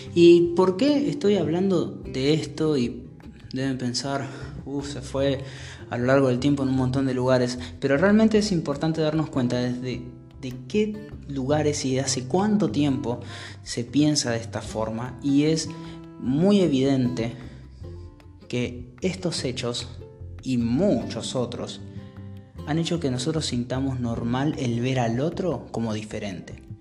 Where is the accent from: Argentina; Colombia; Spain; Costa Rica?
Argentina; soy argentino